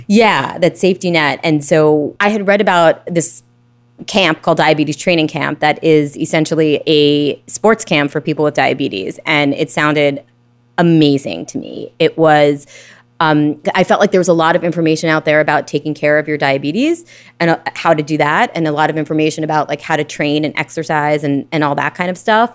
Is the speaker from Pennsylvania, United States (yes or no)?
no; Brooklyn, New York, United States; Born and raised in Brooklyn